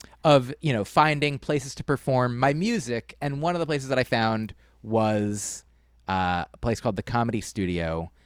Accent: New Jersey, United States; I was growing up in New Jersey.

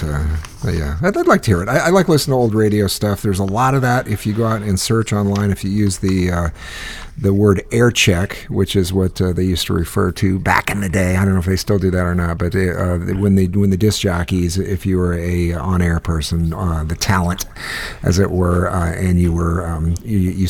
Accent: Iowa, United States; I hail from Iowa

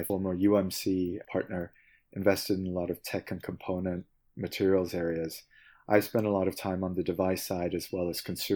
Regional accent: Seoul, South Korea; moved away as an adult; also born or lived in Beijing / New York; now in California, United States; I was born and raised in Korea, in Seoul

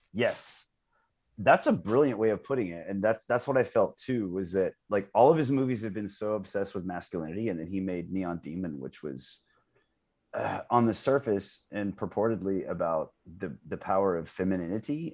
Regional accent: United States; as a Westerner, as an American

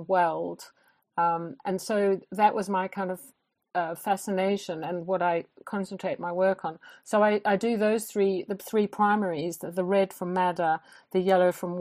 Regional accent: South Africa; moved away as an adult; now in Norfolk, United Kingdom; I grew up in South Africa

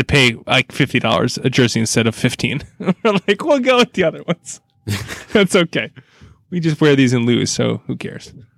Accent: United States; as an American

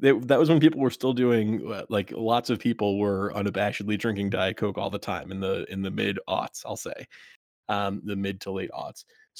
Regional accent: Rhode Island, United States; And also, I grew up in Rhode Island, where our regional grocery chain, one of them, is called Stop and Shop.

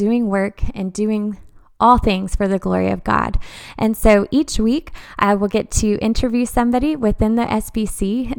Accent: Dallas, Texas, United States; now in Conway, United States; We are living in Conway, Arkansas. We are previously from the Dallas area.

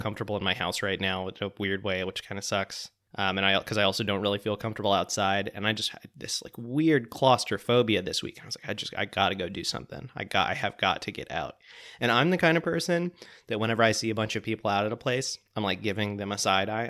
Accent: Pensacola, Florida, United States; When I was a kid, I used to hang out at this restaurant called Sluggo's in Pensacola, Florida

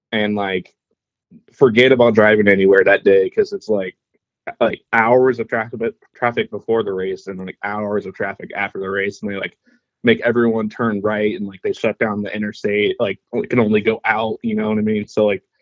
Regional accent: Indianapolis, Indiana, United States; I've been in uh, Indy my whole life

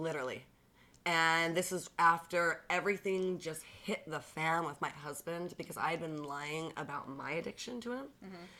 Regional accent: Bountiful, Utah, United States; growing up in Bountiful

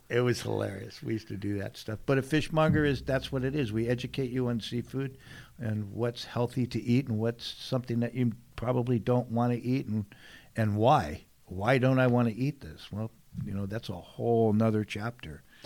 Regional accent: San Diego, California, United States; born and raised here in San Diego

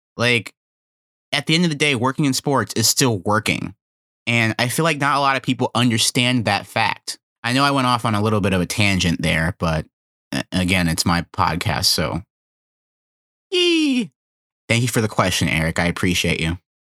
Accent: North Carolina, United States; growing up in North Carolina

